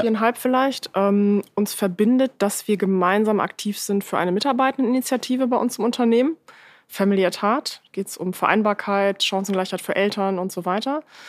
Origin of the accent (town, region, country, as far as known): Lower Saxony, Germany; born or raised there